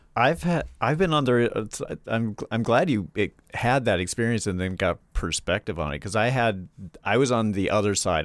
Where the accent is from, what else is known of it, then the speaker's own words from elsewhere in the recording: Charlotte, North Carolina, United States; moved away; I'm from, I'm from North Carolina. I'm from Charlotte